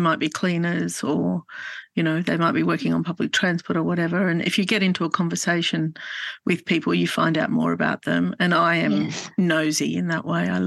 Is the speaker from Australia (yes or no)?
yes; Australia; I was born in Australia, I still have a yearning for Lebanon